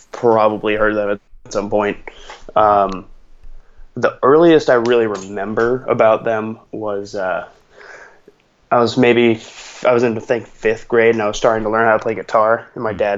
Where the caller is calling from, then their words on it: Culver City, California, United States; was basically a, a uh, neighborhood in LA.